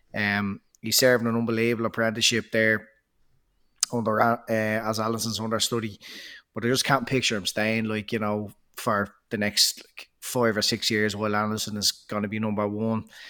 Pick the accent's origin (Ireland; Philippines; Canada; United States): Ireland